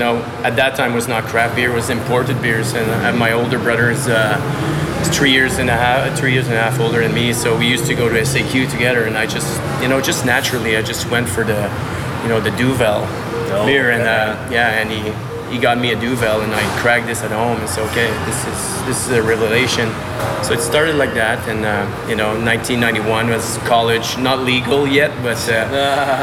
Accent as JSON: {"language": "English", "town": "Gatineau", "region": "Quebec", "country": "Canada", "tie": "born or raised there", "also_born_or_lived": "Montreal / Australia / Japan", "second_language": "English", "moved": "as an adult", "lives_now": "Toronto, Canada", "said": "I'm from Ottawa, actually, on the Quebec side, from Gatineau. So I moved to Montreal in 1993"}